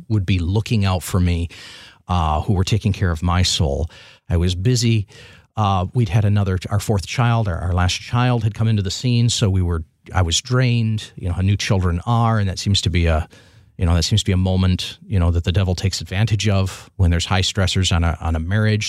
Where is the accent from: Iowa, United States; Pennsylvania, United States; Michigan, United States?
Michigan, United States; Milan; I grew up south of Ann Arbor, little town of Milan